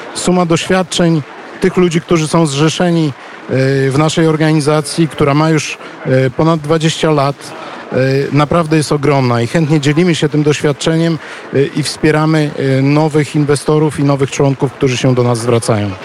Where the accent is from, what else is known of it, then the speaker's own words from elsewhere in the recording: Płock, Masovian Voivodeship, Poland; now in Ukraine; wychowałem się na ulicy Padlewskiego w Płocku